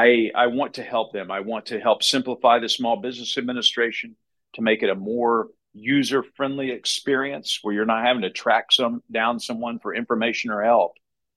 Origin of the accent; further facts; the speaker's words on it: Baytown, Texas, United States; moved away as an adult; also born or lived in Austin, Texas / Waco, Texas / West Palm Beach, Florida / Dallas, Texas; now in Kansas City, United States; So I'm originally from Baytown, Texas, 20 miles east of Houston. I grew up in the rice fields there.